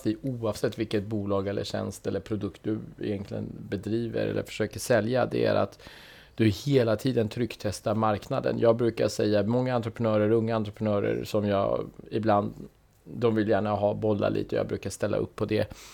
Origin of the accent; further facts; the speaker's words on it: Iran; Swedish is a second language; när jag var barn eh, i Iran så gillade jag min farfar väldigt mycket. För han hade, du vet vi, lev, vi växte upp under krig